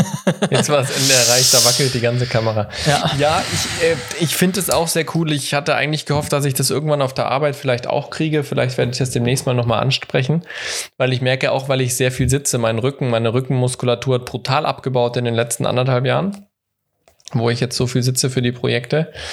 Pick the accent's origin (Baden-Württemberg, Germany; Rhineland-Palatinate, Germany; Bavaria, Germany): Baden-Württemberg, Germany; Ludwigsburg; bei Ludwigsburg, bei meiner Heimatstadt